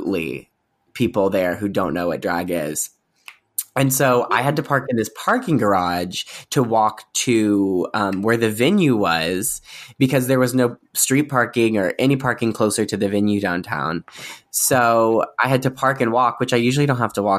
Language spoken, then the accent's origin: English; Springfield, Missouri, United States; Springfield, Missouri, which is okay. In like the southern western corner